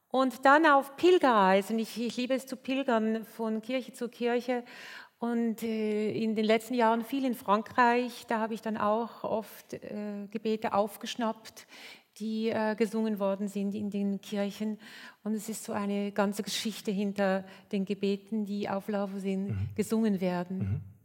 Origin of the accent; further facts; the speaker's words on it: Switzerland; Bei uns in der Schweiz